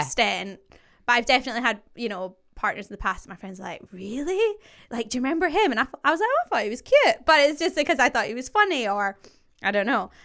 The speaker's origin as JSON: {"language": "English", "area": "just outside Glasgow", "region": "Scotland", "country": "United Kingdom", "moved": "yes", "lives_now": "London, United Kingdom", "said": "I'm obviously Scottish. I am from just outside Glasgow, and I now live in London."}